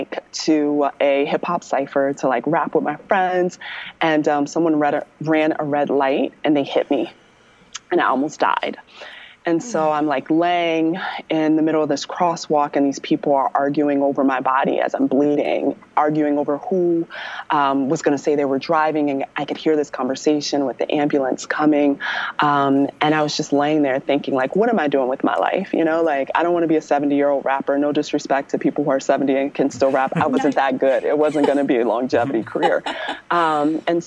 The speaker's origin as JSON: {"language": "English", "region": "Maryland", "country": "United States"}